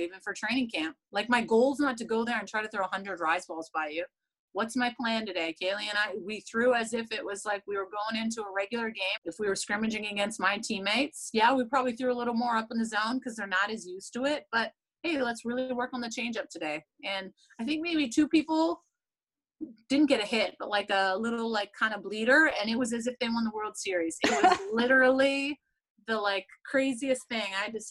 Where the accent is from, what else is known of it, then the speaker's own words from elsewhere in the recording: Canada; I'm still Canadian